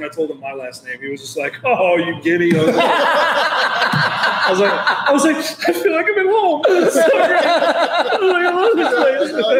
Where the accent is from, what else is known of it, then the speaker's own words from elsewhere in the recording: Northeast, United States; Growing up in the Northeast, it's all solid.